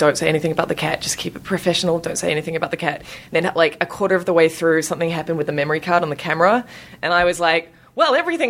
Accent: New Zealand; moved away as an adult; now in Sydney, Australia; I am actually a New Zealander.

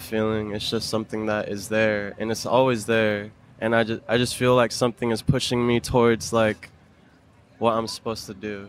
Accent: Orlando, Florida, United States; now in California, United States; I'm from Orlando

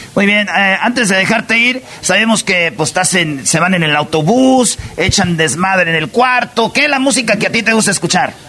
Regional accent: Michoacán, Mexico; yo soy de Michoacán

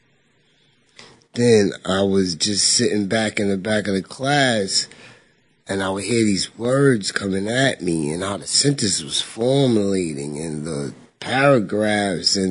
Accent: Roosevelt, New York, United States; also born or lived in Central Islip, Suffolk County, New York; I'm from Roosevelt. Like I said, I was born in Meadowbrook Hospital, Nassau.

